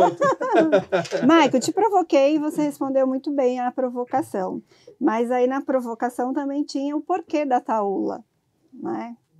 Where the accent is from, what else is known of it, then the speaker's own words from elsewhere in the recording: sertão of Bahia, Brazil; Eu sou do sertão da Bahia